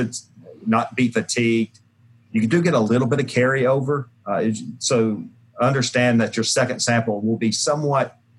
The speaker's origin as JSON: {"language": "English", "town": "Jackson", "region": "Tennessee", "country": "United States", "tie": "born or raised there", "said": "I made Pringles potato chips and in my hometown of Jackson"}